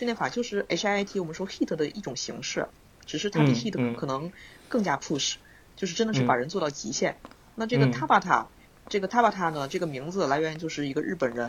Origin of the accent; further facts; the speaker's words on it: China; moved away as an adult; also born or lived in Beijing, China; now in Tokyo, Japan; 像我们中国人啊，